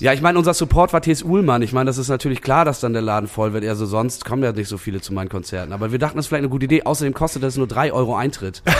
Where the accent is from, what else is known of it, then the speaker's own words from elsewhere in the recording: Bremen, Germany; Ich komme aber eigentlich ursprünglich aus Bremen-Nord.